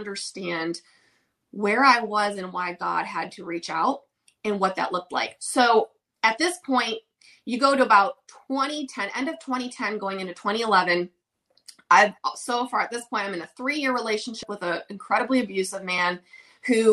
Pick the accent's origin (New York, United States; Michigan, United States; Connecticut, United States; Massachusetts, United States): Michigan, United States; Oxford; now in Nashville, United States; I'm originally from Michigan, small town in Michigan called Oxford